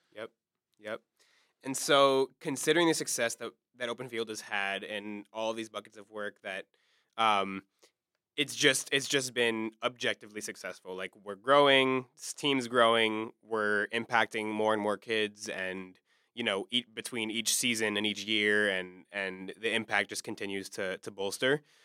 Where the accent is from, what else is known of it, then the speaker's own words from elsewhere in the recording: Maryland, United States; now in Pittsburgh, United States; coming from, as you know, the D C area, I'm from Maryland